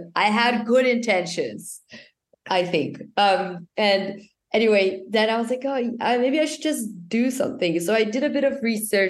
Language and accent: English; Brazil; I'm from Brazil.